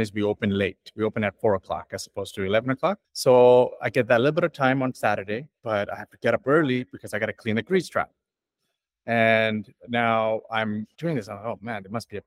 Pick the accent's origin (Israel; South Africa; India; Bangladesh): India; also born or lived in Toronto, Canada; now in London, Canada; I'm Indian